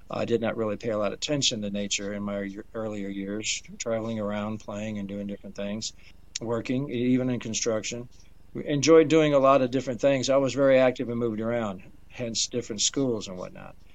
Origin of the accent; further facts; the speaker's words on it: Detroit, Michigan, United States; also born or lived in Danville, Indiana; I was born actually in uh, Danville, Indiana. I was raised in Detroit, uh, Michigan.